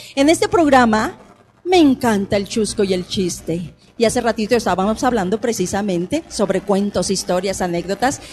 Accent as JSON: {"language": "Spanish", "country": "Mexico", "said": "somos los mexicanos"}